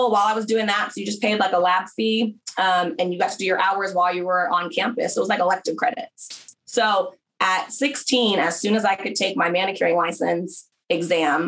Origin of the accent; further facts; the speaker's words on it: small town outside LA, Southern California, United States; moved away as an adult; also born or lived in Berkeley, California / Oklahoma / Atlanta; I'm from Southern California originally. So I grew up in kind of a small town outside